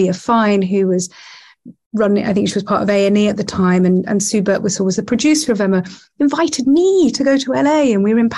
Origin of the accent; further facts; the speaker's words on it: Nottingham, East Midlands, United Kingdom; from Nottingham.